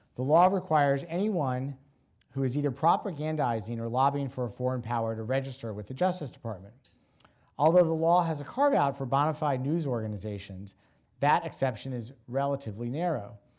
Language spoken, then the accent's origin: English; Washington, District of Columbia, United States; my hometown, Washington, D C